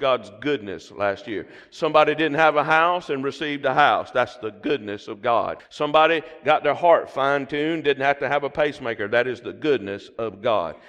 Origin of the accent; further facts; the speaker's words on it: the South, United States; accent: Southern; my Southern accent